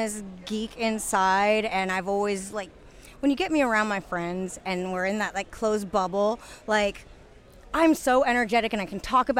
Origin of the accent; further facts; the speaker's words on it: Pacific Northwest, United States; I'm a Pacific Northwest girl